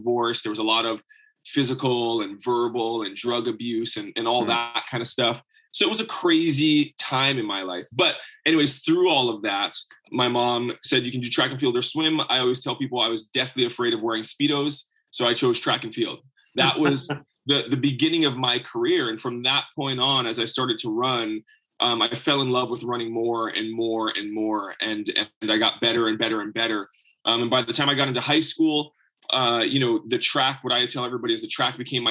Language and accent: English; Hawaii, United States; So I grew up in Hawaii.